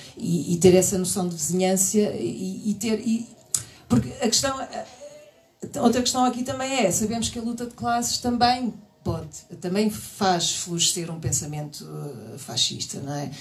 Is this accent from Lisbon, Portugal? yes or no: yes; Queluz, Lisbon, Portugal; Eu sou do subúrbio, sou de Queluz